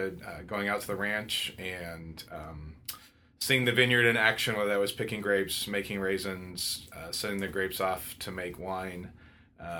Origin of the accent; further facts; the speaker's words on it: Fresno, California, United States; also born or lived in Santa Clara, California; I grew up in Fresno, California.